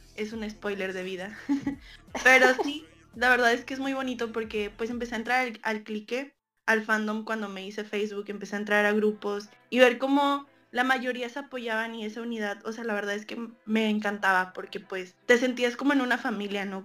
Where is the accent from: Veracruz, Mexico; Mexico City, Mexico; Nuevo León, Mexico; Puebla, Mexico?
Nuevo León, Mexico; Monterrey; soy de Monterrey, Nuevo León, de México